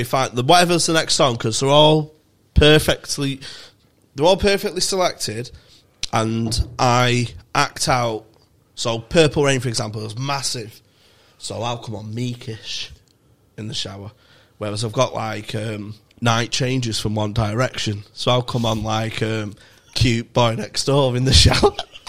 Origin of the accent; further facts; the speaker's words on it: Manchester, North West England, United Kingdom; from Manchester.